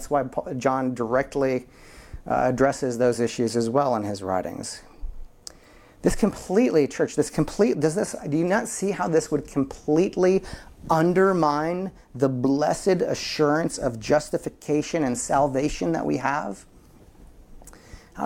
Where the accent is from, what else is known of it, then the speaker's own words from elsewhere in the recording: Midwest, United States; I'm from the Midwest, and there are Hutterite colonies and Amish communities all around.